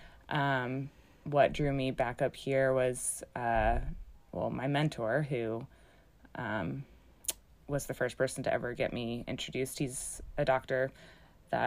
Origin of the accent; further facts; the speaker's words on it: Connecticut, United States; I grew up in Connecticut, but culturally was more Southern